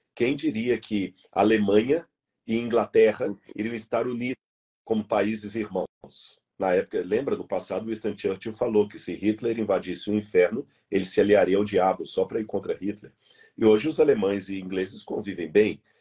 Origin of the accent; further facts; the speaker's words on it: Brazil; alguém como eu, como você, que somos brasileiros